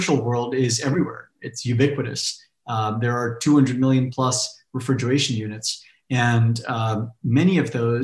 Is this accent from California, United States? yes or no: yes; Fresno, California, United States; I grew up in California in an ag town called Fresno in the Central Valley